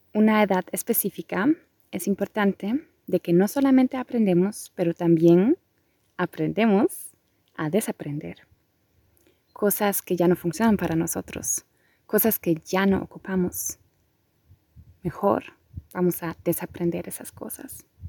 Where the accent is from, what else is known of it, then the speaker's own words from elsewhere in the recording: Germany; also born or lived in Costa Rica; soy de Alemania, mi familia es de Polonia, ahora también me encuentro en Alemania